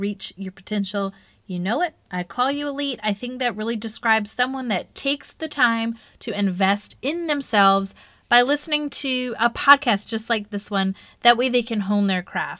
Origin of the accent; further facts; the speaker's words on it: Charlotte, North Carolina, United States; my hometown, Charlotte, North Carolina